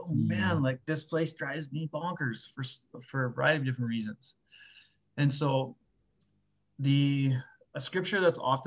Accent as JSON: {"language": "English", "area": "just outside of Winnipeg", "region": "Manitoba", "country": "Canada", "tie": "born or raised there", "moved": "as an adult", "said": "I grew up just outside of Winnipeg here"}